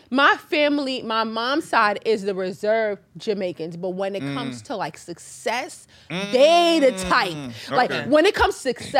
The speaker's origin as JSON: {"language": "English", "town": "New York City", "region": "New York", "country": "United States", "tie": "born or raised there", "said": "I grew up in Queens."}